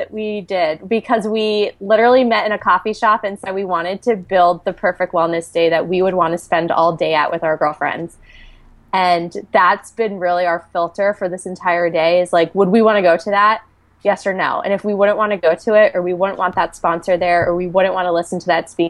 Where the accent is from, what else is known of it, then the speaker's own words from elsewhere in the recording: Pennsylvania, United States; now in Philadelphia, United States; No, I grew up in the Wilkes-Barre Scranton area in Pennsylvania, and went to Temple University. So I've been here since 2002.